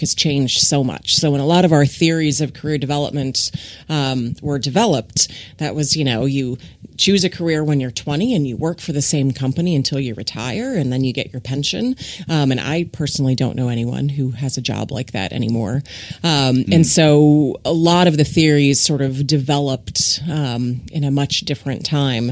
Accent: Ohio, United States; moved away as an adult; now in Texas, United States; So I grew up in Ohio in the Midwest

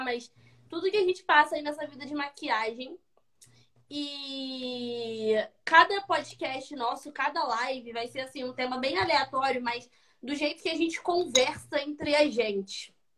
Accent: Rio de Janeiro, Brazil; Eu sou carioca da Serra

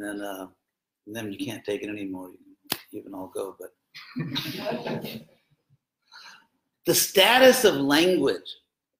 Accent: United States; accent: American; my American accent

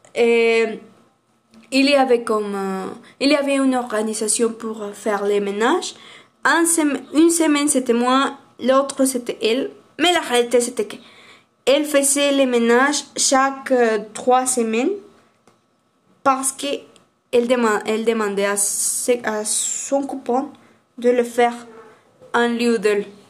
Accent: Aguascalientes, Mexico; French is a second language; Moi, je suis d'Aguascalientes.

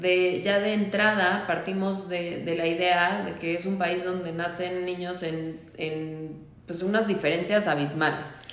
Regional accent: Mexico; nací en México

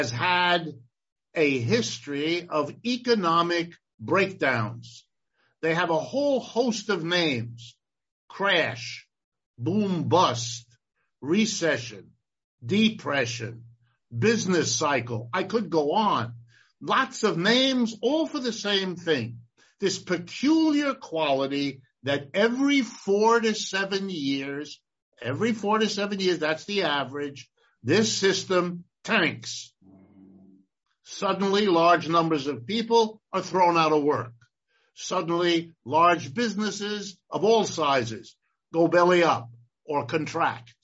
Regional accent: Ohio, United States; I was born in Ohio, and I have lived and worked in this country all my life

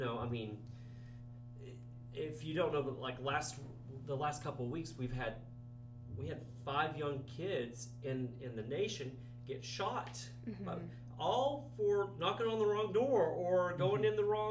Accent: Paradise, Texas, United States; also born or lived in Denton, Texas; I grew up in a small town in Paradise, Texas.

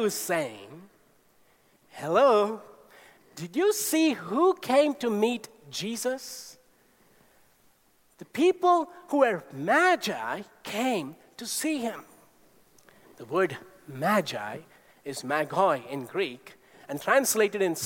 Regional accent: India; growing up in India, astrology was everywhere. We had a family astrologer who came every year to our home

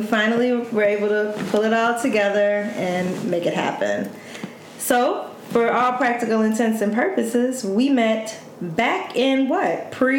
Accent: Chicago, Illinois, United States; we're both from the South Side of Chicago.

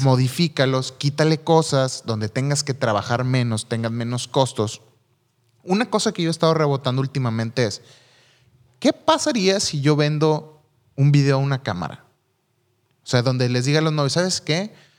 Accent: Mexico; yo como mexicano

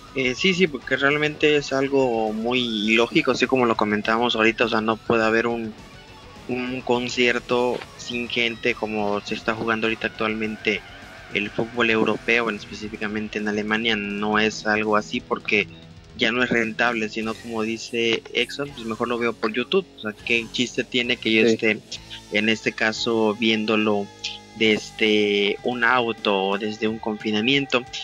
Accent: Mexico; como típico mexicano

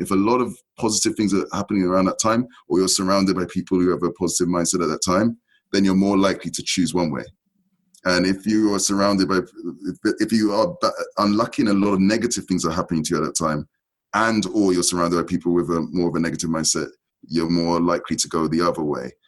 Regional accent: London, United Kingdom; I was born and raised in in London, in UK

